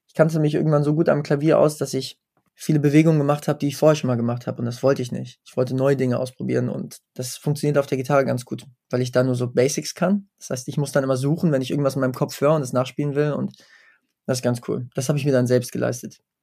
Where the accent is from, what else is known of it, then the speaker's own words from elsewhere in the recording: Wetzlar, Hesse, Germany; in meiner Heimatstadt Wetzlar